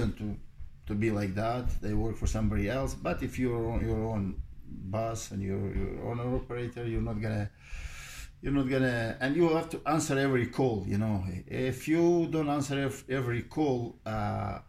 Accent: Bosnia & Herzegovina; moved away; Originally, I'm from Bosnia and Herzegovina. And Korana River, it runs next to, right behind my house where I grew up

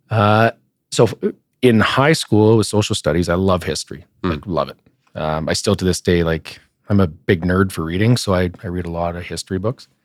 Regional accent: Edmonton, Alberta, Canada; also born or lived in Sturgeon County; I am uh, born and raised in Edmonton and the area. Um, I was actually born at the Royal Alex Hospital and I grew up in the North End, uh, in Castle Downs, actually. Uh, stayed there till I was about five.

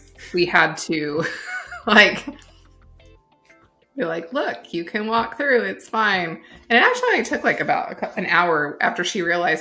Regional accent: United States; we, as Americans

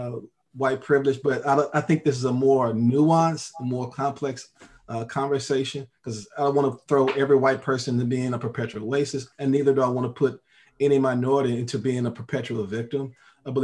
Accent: Texas, United States; I come from the South, and I've seen some of those things a lot, and experienced some of that as well, growing up

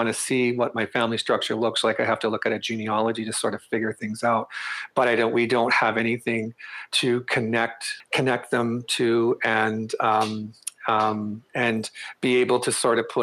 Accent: northern Manitoba, Canada; moved away as an adult; also born or lived in Crane River, Manitoba / Cranberry Portage, Manitoba / Winnipeg, Manitoba; now in Ottawa, Canada; I grew up in northern Manitoba.

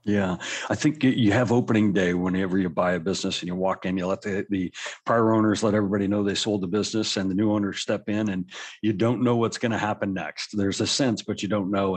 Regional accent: Colorado, United States; I grew up in Colorado

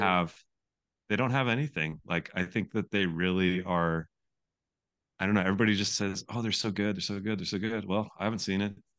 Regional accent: Spokane, Washington, United States; I grew up in Spokane, Washington

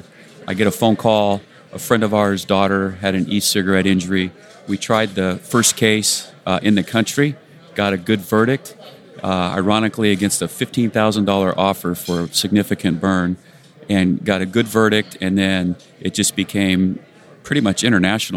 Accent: Rancho Cucamonga, California, United States; In Rancho Cucamonga, California

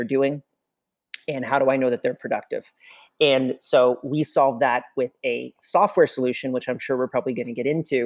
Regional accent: Canada; I'm Canadian, as you had mentioned before. And in Canada, from January till about April, it's really horrible to be here

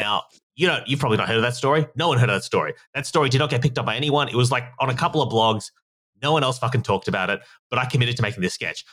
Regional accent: Australia; obviously you can tell from my accent, I'm from Australia

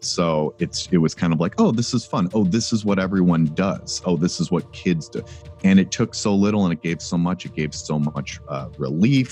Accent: Cleveland, Ohio, United States; I grew up in Cleveland.

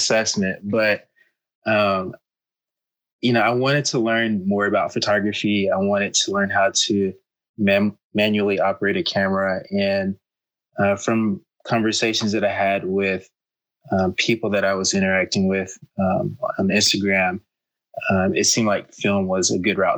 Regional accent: Arkansas, United States; moved away as an adult; now in Bay Area, United States; I'm originally from Arkansas, which is in the southern part of the United States.

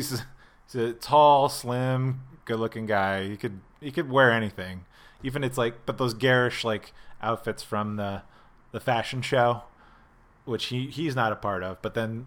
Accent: Pennsylvania, United States; I have never been there because I came from the Northeast PA area.

